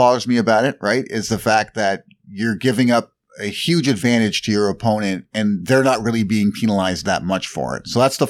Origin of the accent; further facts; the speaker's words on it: Canada; I'm Canadian.